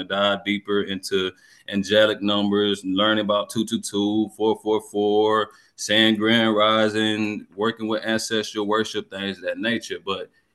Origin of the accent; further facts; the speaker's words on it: Georgia, United States; I'm from Georgia.